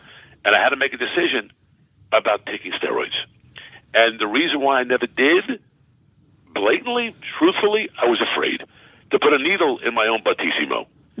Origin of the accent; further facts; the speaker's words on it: Baldwin, New York, United States; moved away as an adult; also born or lived in Brooklyn, New York / Cortland, New York; I was born in Brooklyn, New York, and raised in Baldwin, Long Island, as we say, Strong Island